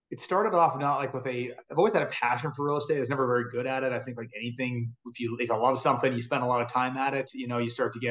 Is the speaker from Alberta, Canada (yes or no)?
yes; Edmonton, Alberta, Canada; also born or lived in Big Island, Hawaii; I'm from Edmonton, Canada